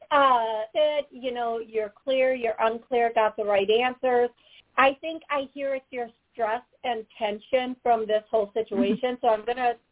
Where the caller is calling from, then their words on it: Florida, United States; I'm calling from Florida.